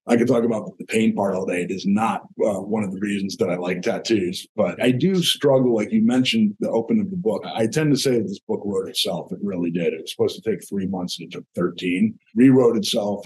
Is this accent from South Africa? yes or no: no; New Jersey, United States; I come from New Jersey